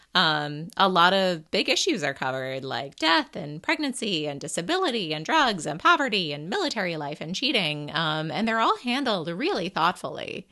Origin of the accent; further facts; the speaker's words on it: New England, United States; a person growing up in New England